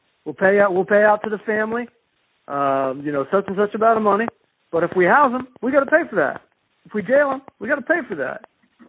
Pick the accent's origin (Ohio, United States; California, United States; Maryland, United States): Maryland, United States; Southern; born or raised there; moved away